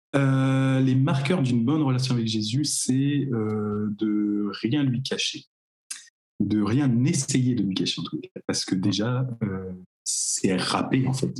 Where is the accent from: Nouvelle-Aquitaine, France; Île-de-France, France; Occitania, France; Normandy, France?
Normandy, France; Cherbourg; je viens de Cherbourg.